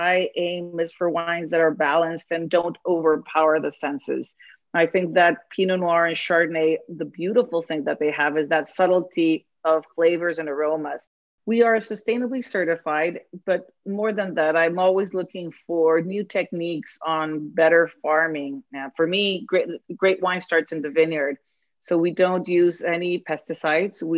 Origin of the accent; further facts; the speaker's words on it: Mexico City, Mexico; now in Petaluma, United States; I was born and raised in Mexico City